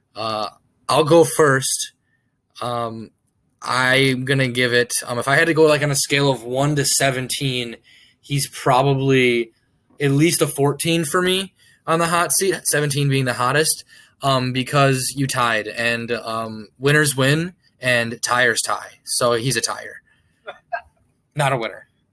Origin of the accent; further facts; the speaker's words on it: Georgia, United States; I'm from Georgia.